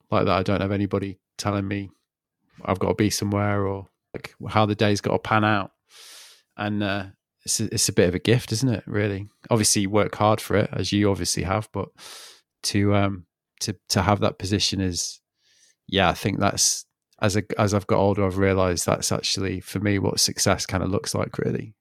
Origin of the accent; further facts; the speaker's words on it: England, United Kingdom; moved away as an adult; now in France; I'm from England